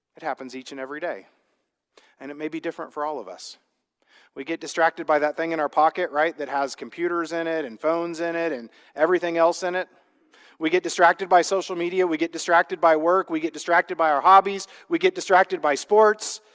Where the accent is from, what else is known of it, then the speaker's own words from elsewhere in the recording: Midwest, United States; I grew up in the Midwest